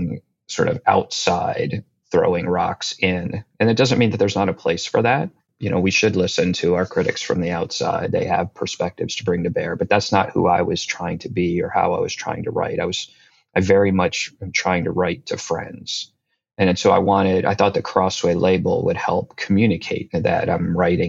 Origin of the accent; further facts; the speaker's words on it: New Jersey, United States; moved away as an adult; also born or lived in North Carolina; now in Washington, DC, United States; I grew up in New Jersey, very much a creature of the Northeast in that sense